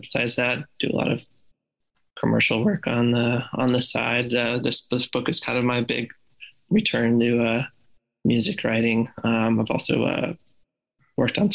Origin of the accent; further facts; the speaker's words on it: just outside of Red Rocks, Colorado, United States; I grew up just outside of Red Rocks, in Colorado